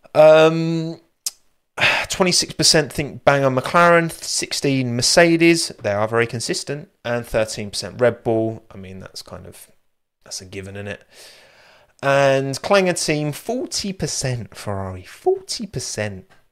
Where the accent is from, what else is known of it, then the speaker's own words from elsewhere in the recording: United Kingdom; I'm so British. I am very British